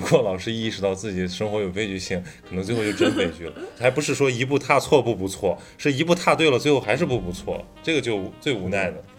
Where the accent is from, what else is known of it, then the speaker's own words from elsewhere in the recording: northern China, China; now in Shanghai, China; 我是个北方人，我有那种很豪爽的性格